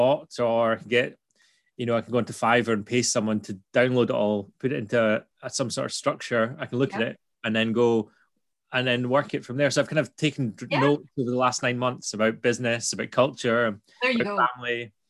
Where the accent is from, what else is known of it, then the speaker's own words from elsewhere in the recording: Scotland, United Kingdom; If we're too Scottish to be understood by bots